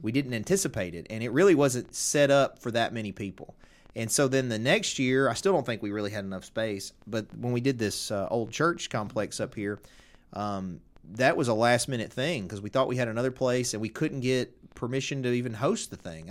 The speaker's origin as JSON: {"language": "English", "area": "Tipton County", "region": "Tennessee", "country": "United States", "tie": "born or raised there", "said": "I'm from Tipton County."}